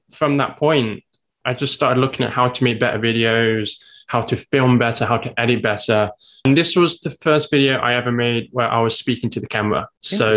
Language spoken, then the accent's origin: English; England, United Kingdom; now in Taiwan; As you may guess from my accent, I'm from England.